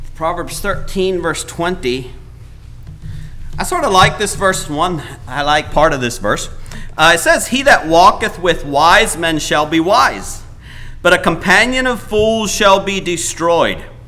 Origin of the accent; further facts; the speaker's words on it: Paraguay; moved away; I was born in Paraguay